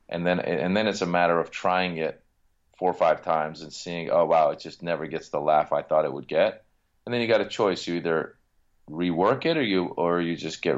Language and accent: English; Iran; English is a second language; now in United States; because, you know, we come from Iran, we come to America, you don't know anybody, you're learning the language. I mean, I learn English in Iran, but now it's every day.